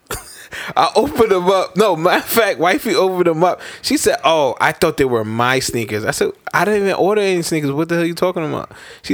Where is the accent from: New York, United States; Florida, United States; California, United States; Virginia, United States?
New York, United States; I'm from Brooklyn